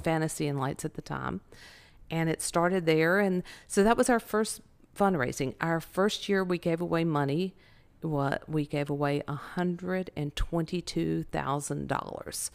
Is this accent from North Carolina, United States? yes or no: yes; Winston-Salem, North Carolina, United States; moved away; born and raised in Winston-Salem, North Carolina